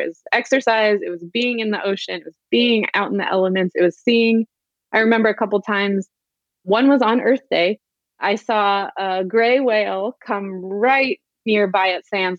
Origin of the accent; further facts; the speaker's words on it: San Diego, California, United States; also born or lived in Santa Barbara; I grew up in San Diego, but a little bit more inland